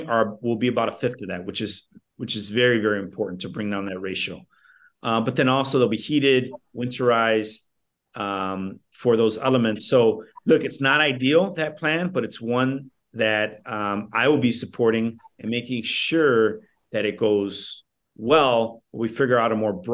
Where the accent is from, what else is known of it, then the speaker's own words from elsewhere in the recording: Chicago, Illinois, United States; ever since I was a young man, young boy, growing up in Little Village